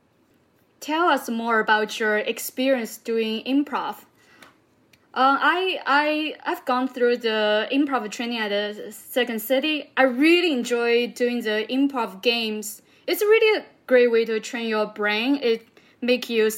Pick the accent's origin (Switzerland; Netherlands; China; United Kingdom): China; Southwest China; moved away; I grew up in a small town in southwest of part of China